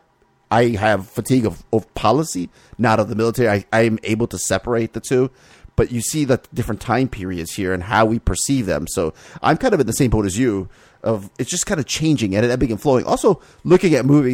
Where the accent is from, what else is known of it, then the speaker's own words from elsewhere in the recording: Miami, Florida, United States; I grew up in Miami